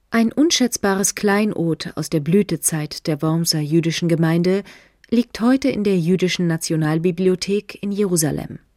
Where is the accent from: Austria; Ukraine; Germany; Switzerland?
Germany; Schwetzingen, Baden-Württemberg; ich komme aus Schwetzingen.